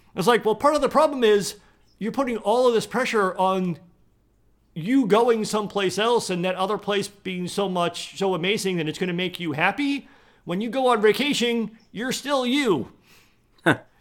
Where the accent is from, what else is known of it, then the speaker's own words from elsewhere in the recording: East Coast, United States; moved away; I grew up on the East Coast, so I grew up very close to the ocean